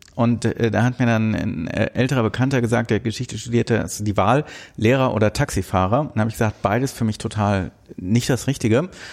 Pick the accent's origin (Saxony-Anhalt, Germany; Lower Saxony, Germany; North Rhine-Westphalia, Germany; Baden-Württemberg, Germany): North Rhine-Westphalia, Germany; Bonn; ich bin in Bonn geboren, aber für Rheinländer quasi schon Migrantenkind, weil meine Eltern aus Berlin nach Bonn gezogen sind